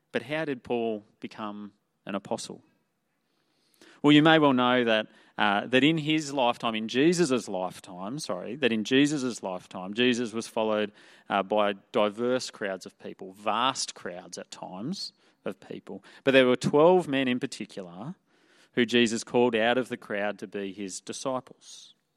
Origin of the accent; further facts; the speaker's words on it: Toowoomba, Queensland, Australia; moved away as an adult; I grew up in Toowoomba, the town of Toowoomba.